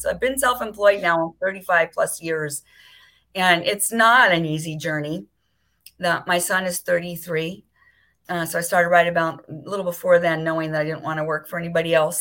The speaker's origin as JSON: {"language": "English", "town": "Beverly Hills", "region": "California", "country": "United States", "tie": "born or raised there", "moved": "as an adult", "lives_now": "Maui, United States", "said": "I grew up in Beverly Hills"}